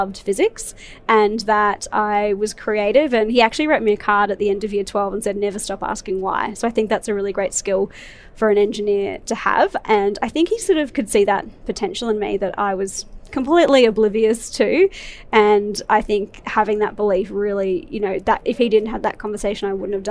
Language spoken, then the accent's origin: English; Brisbane, Queensland, Australia; I grew up in Brisbane